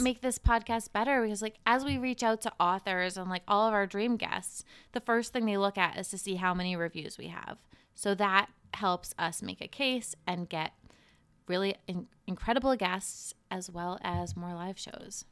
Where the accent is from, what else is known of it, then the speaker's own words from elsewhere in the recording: Cape Cod, Massachusetts, United States; also born or lived in Boston; growing up on Cape Cod